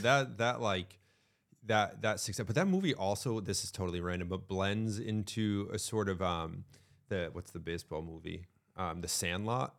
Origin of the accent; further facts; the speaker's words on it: Connecticut, United States; now in New Hampshire, United States; I grew up in Connecticut. I live in New Hampshire